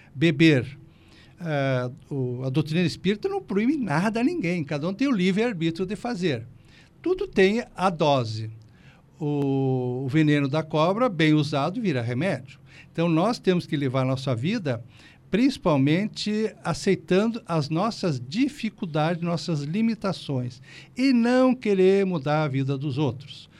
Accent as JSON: {"language": "Portuguese", "region": "Rio Grande do Sul", "country": "Brazil", "also_born_or_lived": "Porto Alegre", "moved": "as an adult", "lives_now": "Criciúma, Brazil", "said": "volto para o Rio Grande do Sul para passeio"}